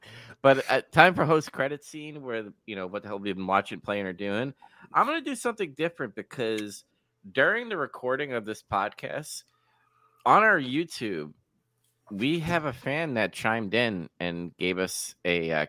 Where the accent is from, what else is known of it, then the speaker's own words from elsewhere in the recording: Singapore; Not sure if you know, but I'm from Singapore.